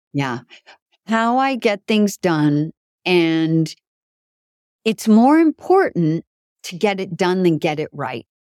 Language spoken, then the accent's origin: English; Canada; also born or lived in Italy; now in New York City, United States; French is pretty good because I was raised in Canada.